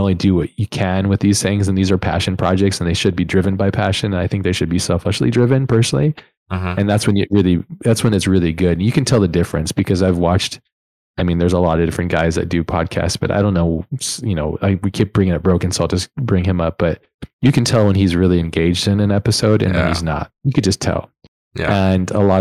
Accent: United States; I'm American through and through

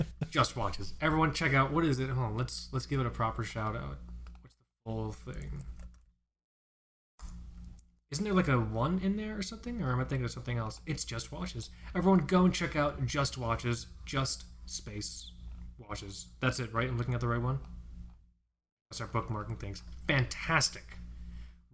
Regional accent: South Florida, United States; I grew up in South Florida. We both grew up in South Florida

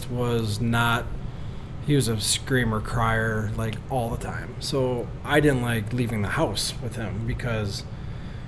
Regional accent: Illinois, United States; moved away as an adult; also born or lived in Crown Point, Indiana; now in Indiana, United States; growing up in Illinois

